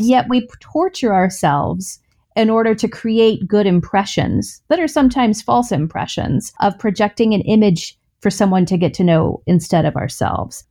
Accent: the South, United States; born or raised there

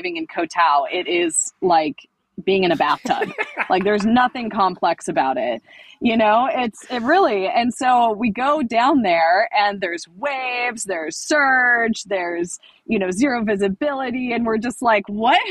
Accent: Central Coast, California, United States; I'm from the Central Coast, so kind of the, you know, Santa Barbara, Pismo Beach area

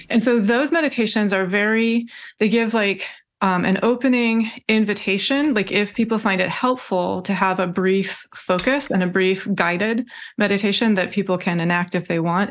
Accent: Washington, United States; I was born in Washington State. I grew up in Washington State

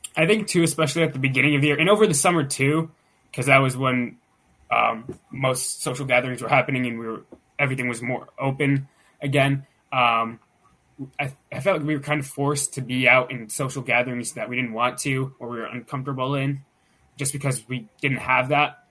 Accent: Pittsburgh, Pennsylvania, United States; I'm from the Pittsburgh, Pennsylvania area

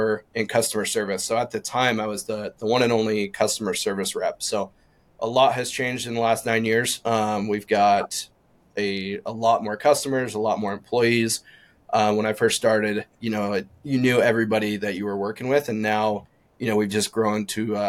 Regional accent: Eastern Montana, United States; now in Western Montana, United States; I'm originally from Eastern Montana and moved out to Western Montana when I started working for OnX

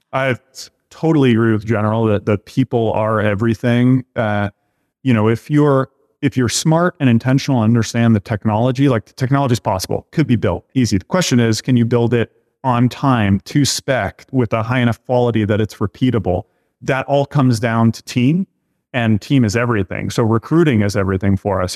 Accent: Boston, Massachusetts, United States; I grew up in the Boston area here and went to school here

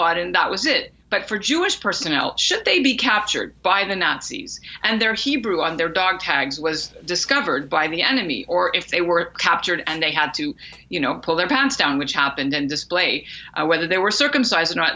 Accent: Canada; I am a Canadian author, journalist, professor, mom of two

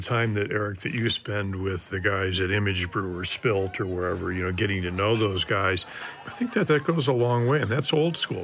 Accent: Detroit, Michigan, United States; moved away; I'm originally from Detroit, Michigan, and moved out here in the early 70s

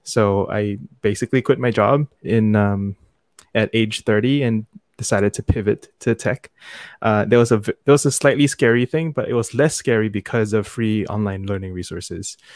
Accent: Singapore; also born or lived in United States; I am born and raised in Singapore, where I am right now

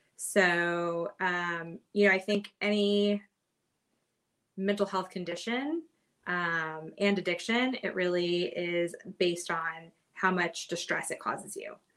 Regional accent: Kentucky, United States; moved away as an adult; also born or lived in New York; now in Hermosa Beach, United States; I am originally from Kentucky and I've kind of made my way out west um, over the years.

